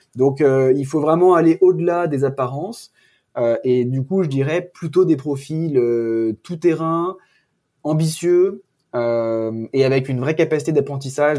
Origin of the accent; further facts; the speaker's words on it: France; nous, en tant que Français